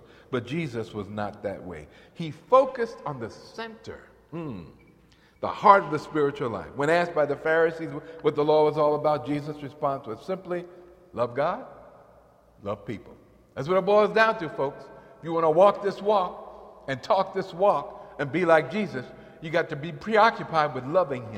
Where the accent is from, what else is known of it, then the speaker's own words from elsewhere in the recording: New York, United States; in the church I grew up in New York